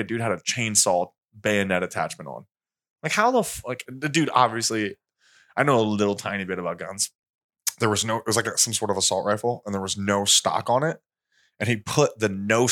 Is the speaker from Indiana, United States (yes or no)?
yes; Indiana, United States; I'm from Indiana